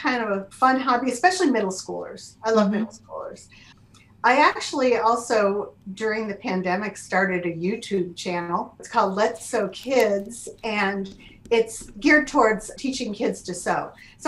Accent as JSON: {"language": "English", "region": "Connecticut", "country": "United States", "tie": "born or raised there", "also_born_or_lived": "Louisiana", "moved": "as an adult", "lives_now": "Cleveland, United States", "said": "I grew up in Connecticut. And pretty much my entire life"}